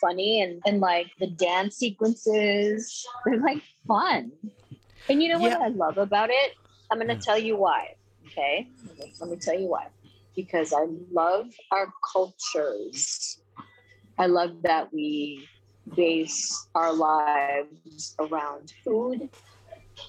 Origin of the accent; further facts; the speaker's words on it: Philippines; moved away; I grew up in the Philippines